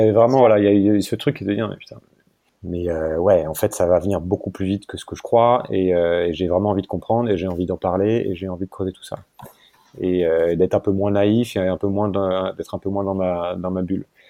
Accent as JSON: {"language": "French", "country": "France", "also_born_or_lived": "Hong Kong", "moved": "as an adult", "said": "quand on vient de France"}